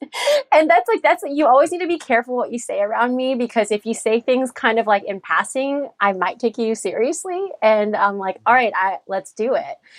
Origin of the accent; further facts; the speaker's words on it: United States; We grew up here in the States, and we have parents with very different upbringing